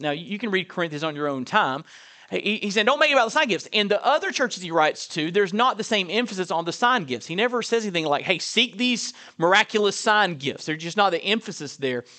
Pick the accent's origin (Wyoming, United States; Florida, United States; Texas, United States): Florida, United States; Perry; I was raised in Perry, Florida, Burton Baptist Church